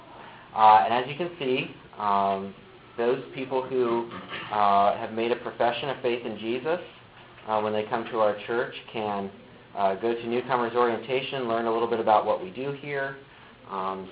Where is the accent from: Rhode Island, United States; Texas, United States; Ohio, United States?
Ohio, United States; moved away as an adult; now in Michigan, United States; So I actually moved here to Michigan. I'm from Ohio.